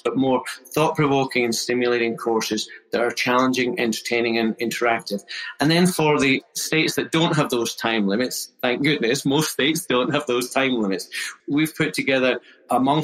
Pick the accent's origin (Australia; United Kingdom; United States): United Kingdom; Scotland; moved away; you might guess from the accent, I'm originally from Scotland, a Scottish chartered accountant